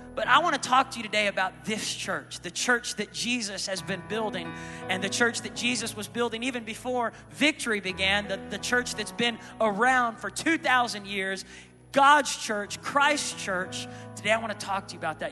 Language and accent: English; Tulsa, Oklahoma, United States; I'm from the Tulsa, Oklahoma